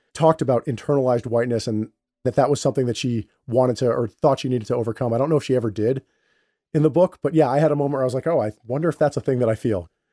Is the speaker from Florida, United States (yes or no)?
no; Westchester County, New York, United States; I'm a Puerto Rican, and you know, I grew up in Westchester County